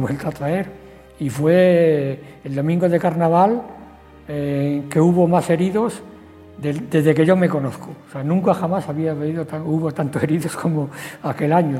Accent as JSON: {"language": "Spanish", "country": "Spain", "tie": "born or raised there", "said": "yo, que soy nacido ahí, justamente en Santa Clara, al final cerca del campo de fútbol"}